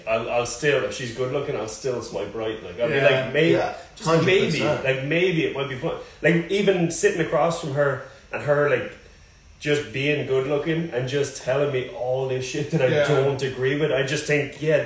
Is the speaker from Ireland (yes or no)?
yes; Ireland; moved away; I grew up in Ireland